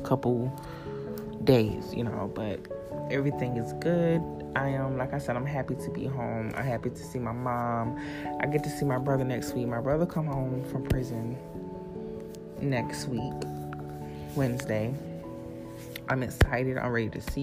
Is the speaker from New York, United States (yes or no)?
no; South Carolina, United States; moved away; also born or lived in Florida; I'm back in South Carolina. I'm at my mom's house right now